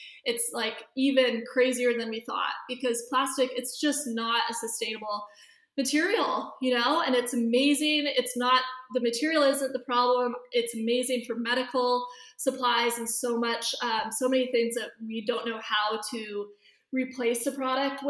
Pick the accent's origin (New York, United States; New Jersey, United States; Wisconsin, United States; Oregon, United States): Oregon, United States; Bend; also born or lived in San Diego, California; now in Los Angeles, United States; I grew up in Bend, Oregon